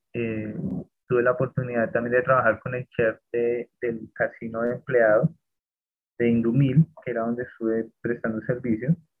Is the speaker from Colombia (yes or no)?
yes; Bogotá, Colombia; siendo bogotano